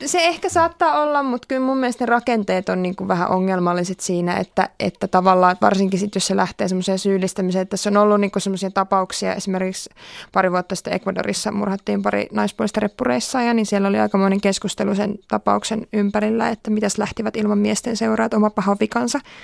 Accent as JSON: {"language": "Finnish", "country": "Finland", "said": "mä oon Suomesta"}